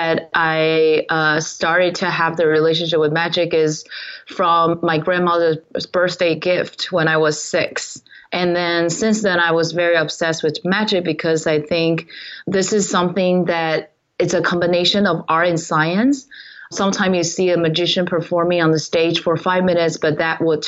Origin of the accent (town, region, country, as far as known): Taiwan; moved away